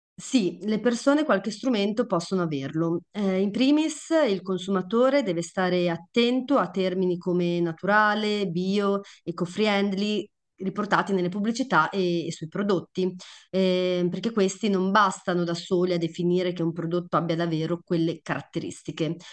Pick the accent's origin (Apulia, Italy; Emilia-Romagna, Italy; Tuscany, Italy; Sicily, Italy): Emilia-Romagna, Italy; da Romagnola